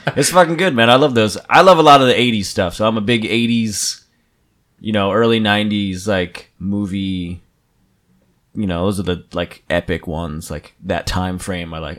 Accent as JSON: {"language": "English", "region": "New Jersey", "country": "United States", "said": "I'm from New Jersey"}